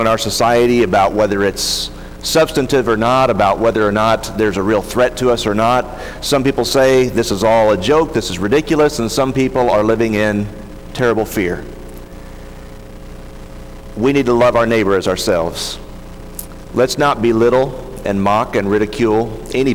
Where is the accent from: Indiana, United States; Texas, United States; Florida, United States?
Texas, United States; near Dallas; When I was a kid, I grew up near Dallas